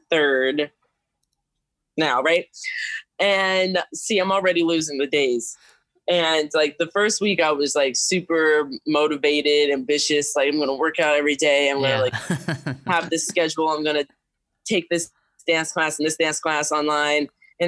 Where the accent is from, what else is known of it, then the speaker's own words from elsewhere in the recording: Rochester, New York, United States; I started dancing at around 5 years old because my parents were tired of me jumping around the house. So they took me to the nearest dance studio in a town nearby called Manaca.